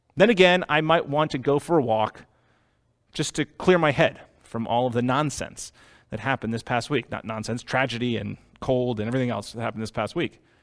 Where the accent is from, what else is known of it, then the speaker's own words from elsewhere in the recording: Boston, Massachusetts, United States; I was born in Boston